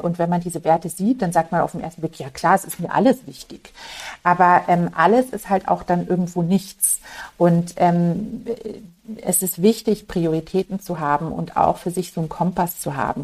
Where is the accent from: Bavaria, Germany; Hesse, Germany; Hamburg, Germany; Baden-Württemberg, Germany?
Bavaria, Germany; Munich; Ich bin ähm, ein gebürtiges Münchner Kindel und für mich ist das einfach daheim